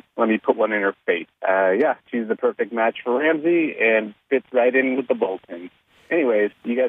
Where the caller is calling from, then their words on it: Oakland, California, United States; I'm calling from Oakland, California.